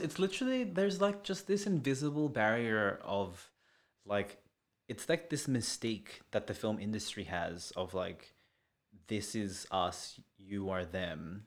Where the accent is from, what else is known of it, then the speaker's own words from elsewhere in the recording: Sydney, New South Wales, Australia; also born or lived in Melbourne; I'm Filipino, and, uh, and from Western Sydney